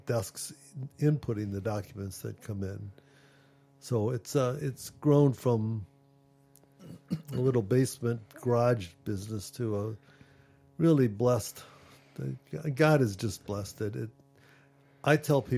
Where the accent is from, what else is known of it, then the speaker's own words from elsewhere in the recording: Ohio, United States; I was born in Ohio, and there was a school for the blind in Ohio